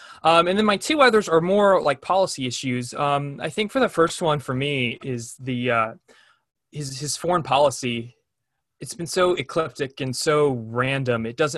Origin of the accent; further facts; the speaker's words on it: Orlando, Florida, United States; I'm from the Orlando area, Central Florida.